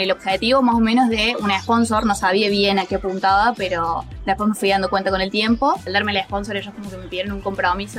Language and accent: Spanish; Córdoba, Argentina; moved away as an adult; also born or lived in New Zealand; now in Australia; tengo 29 años, soy de Córdoba